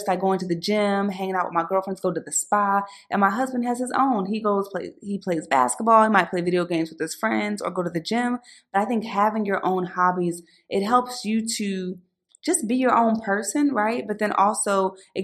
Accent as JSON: {"language": "English", "town": "Philadelphia", "region": "Pennsylvania", "country": "United States", "tie": "born or raised there", "said": "back when I was growing up in Philly"}